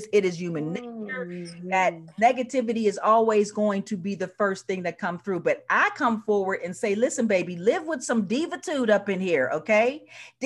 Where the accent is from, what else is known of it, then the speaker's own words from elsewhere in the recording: Pittsburgh, Pennsylvania, United States; moved away as an adult; we are the third biggest Black family in the city